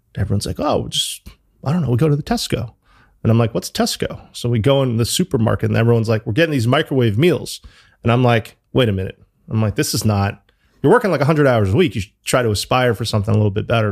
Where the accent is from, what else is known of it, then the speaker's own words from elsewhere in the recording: New Haven, Connecticut, United States; moved away as an adult; also born or lived in Chicago / New York; now in London, United Kingdom; I grew up in New Haven